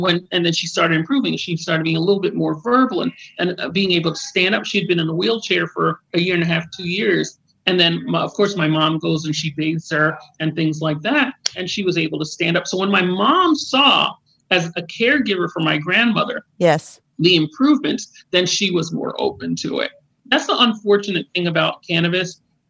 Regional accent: New York, United States; born there; I'm a first generation American, I was born in New York, but my family's Jamaican.

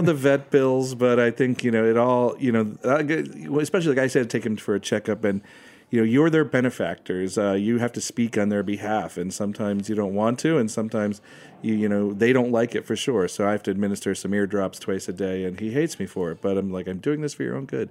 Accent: United States; I'm American

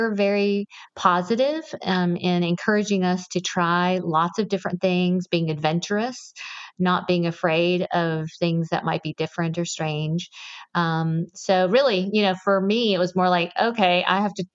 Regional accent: Georgia, United States; I was born and raised in Georgia.

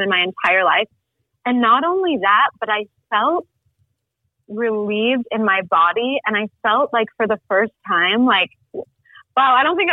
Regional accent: Salt Lake City, Utah, United States; now in Mexico; I grew up in Salt Lake City. I'm kind of a nomad. I'm in Mexico right now.

